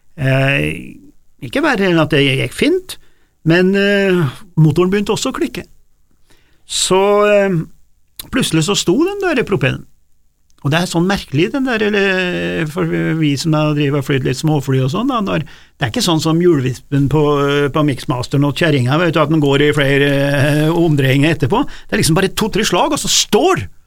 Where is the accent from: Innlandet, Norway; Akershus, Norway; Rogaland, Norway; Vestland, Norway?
Innlandet, Norway; Gudbrandsdalen; vi i Gudbrandsdalen vi har liksom den rene landsbyen